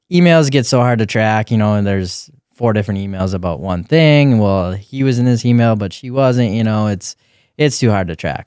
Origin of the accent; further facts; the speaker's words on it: Grand Forks, North Dakota, United States; lived in Grand Forks for, for a while, moved east, Grand Forks, Uh, I think I was in fourth grade at that, that time